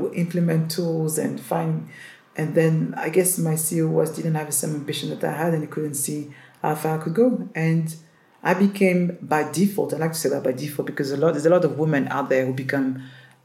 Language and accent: English; Paris, Île-de-France, France; English is a second language; moved away; And I grew up in the ghetto of Paris